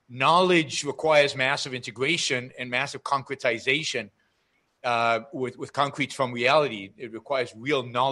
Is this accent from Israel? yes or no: yes; Israel; moved away as an adult; now in United States; I grew up in Israel